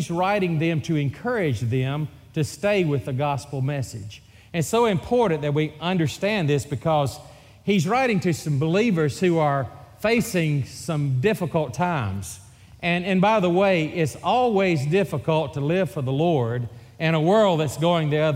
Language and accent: English; Valparaiso, Florida, United States; accent: Mississippi; also born or lived in Mississippi; We grew up in Valparaiso, Florida